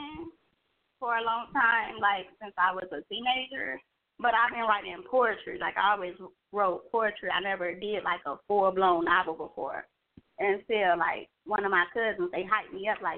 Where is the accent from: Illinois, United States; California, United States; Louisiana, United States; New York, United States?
Illinois, United States; Chicago; now in Kentucky, United States; I'm originally from Chicago, but I stay in Kentucky